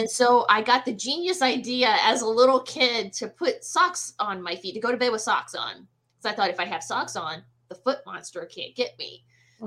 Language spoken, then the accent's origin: English; the South, United States; I was born and raised in the South